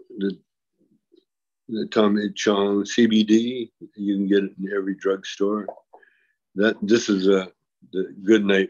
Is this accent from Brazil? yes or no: no; Canada; I'm a Canadian with a U.S. passport